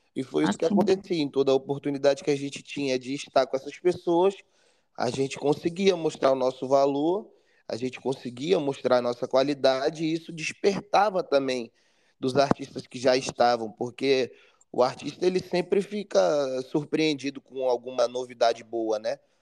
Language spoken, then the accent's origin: Portuguese; Brasília, Federal District, Brazil; moved away as an adult; now in Rio de Janeiro, Brazil; eu nasci no Rio de Janeiro, com dois anos eu fui para Brasília junto com a minha família.